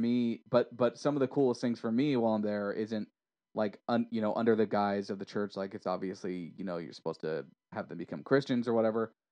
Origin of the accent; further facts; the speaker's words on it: United States; also born or lived in Orange County or Los Angeles area; I'm American